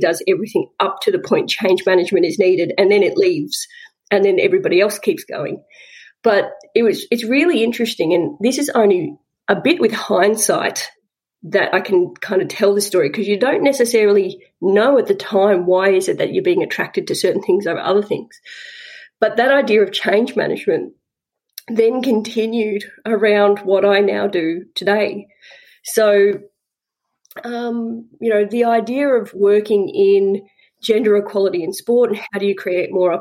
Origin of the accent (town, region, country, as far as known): Southwest Victoria, Australia; born or raised there